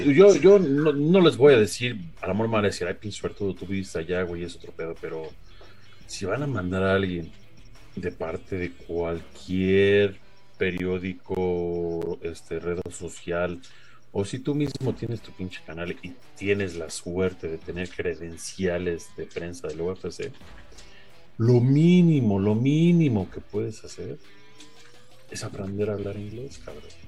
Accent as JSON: {"language": "Spanish", "country": "Mexico", "said": "ser acá México"}